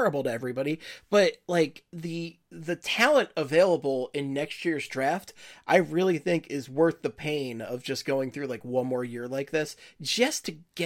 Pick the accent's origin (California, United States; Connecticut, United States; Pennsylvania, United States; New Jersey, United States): Pennsylvania, United States; Philadelphia; as a Philadelphian